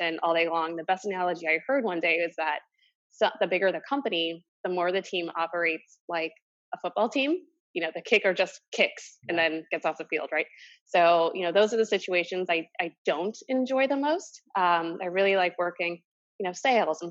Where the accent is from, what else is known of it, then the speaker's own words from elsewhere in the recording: St. Louis, Missouri, United States; moved away as an adult; now in New York, United States; I grew up in St. Louis